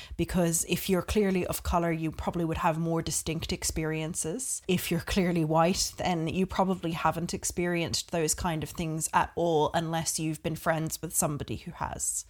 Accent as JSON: {"language": "English", "country": "Australia", "tie": "born or raised there", "also_born_or_lived": "Czech Republic / United Kingdom", "moved": "yes", "lives_now": "Ireland", "said": "I was born in Australia and grew up there"}